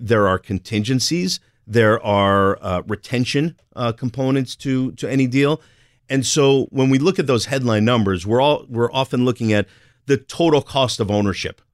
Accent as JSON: {"language": "English", "region": "New Jersey", "country": "United States", "said": "I'm from Jersey"}